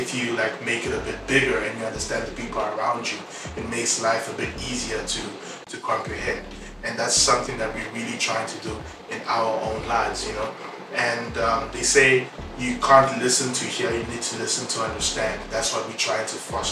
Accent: South Africa; moved away as an adult; also born or lived in Congo; now in Europe; I was living in South Africa for the better part of my life, but originally I'm from Congo, and I moved to Europe a few years ago.

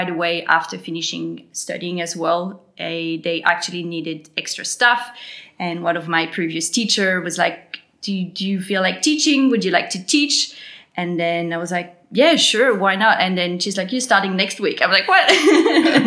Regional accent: New Caledonia; accent: French; moved away as an adult; now in Gold Coast, Australia; I'm originally from New Caledonia. I was born there, and that's why I have a French accent

